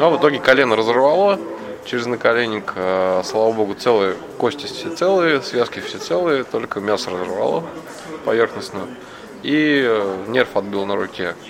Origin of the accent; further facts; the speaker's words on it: Moscow, Russia; я из Москвы.